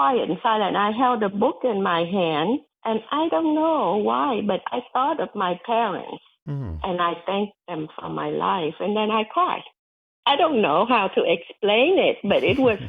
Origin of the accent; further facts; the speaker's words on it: Vietnam; moved away; a little girl growing up in Vietnam during the war and the long road of childhood poverty